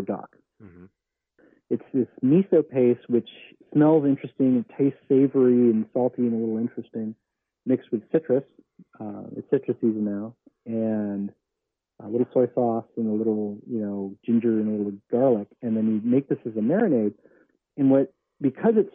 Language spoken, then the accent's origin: English; New Jersey, United States; now in California, United States; I'm from New Jersey